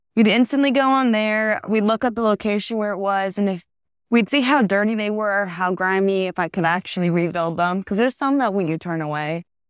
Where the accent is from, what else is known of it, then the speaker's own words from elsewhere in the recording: Florida, United States; I'm from Florida.